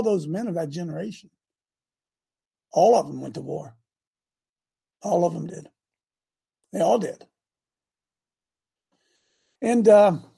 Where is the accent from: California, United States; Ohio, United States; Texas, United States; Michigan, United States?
Ohio, United States; Hebron; my hometown of Hebron